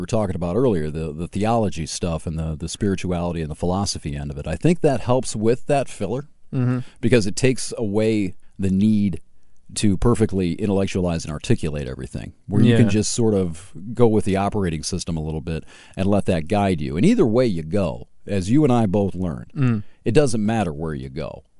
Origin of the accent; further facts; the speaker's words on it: Hillsdale, United States; You know, I was growing up in Hillsdale.